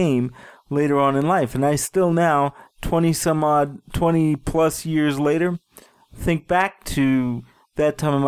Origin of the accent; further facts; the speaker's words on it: New York City, New York, United States; now in Denver, United States; I grew up in Brooklyn, and it was a shithole.